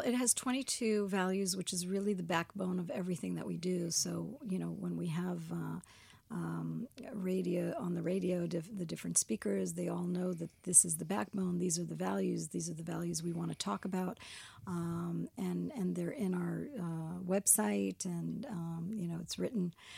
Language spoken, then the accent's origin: English; Miami, Florida, United States; moved away as an adult; also born or lived in New York; now in Israel; I'm American. I was born in New York and, and raised in Miami.